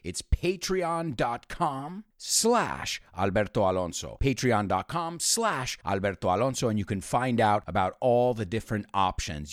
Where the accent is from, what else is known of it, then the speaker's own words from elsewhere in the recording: United States; I was born and raised, born and raised, we say, or you could say born and bred in the United States